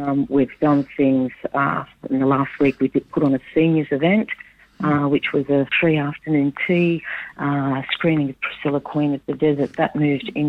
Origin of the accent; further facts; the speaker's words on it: Sydney, New South Wales, Australia; moved away as an adult; now in Broome, Australia; I'm from Sydney originally, and I came here to do a 12-month contract back in early 2009, and I forgot to go back to Sydney